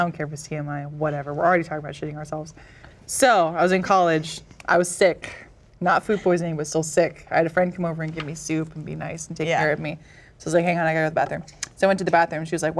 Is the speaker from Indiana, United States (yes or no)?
no; Dallas, Texas, United States; also born or lived in Austin; I'm from Dallas originally.